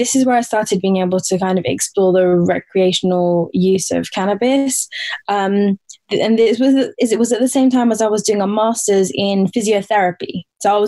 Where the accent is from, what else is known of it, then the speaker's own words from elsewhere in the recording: Portsmouth, South East England, United Kingdom; I grew up in England. I grew up in the south coast of England in Portsmouth